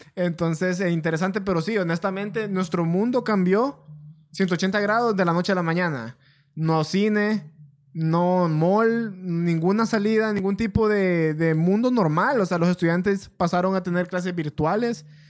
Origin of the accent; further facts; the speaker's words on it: Honduras; somos de Honduras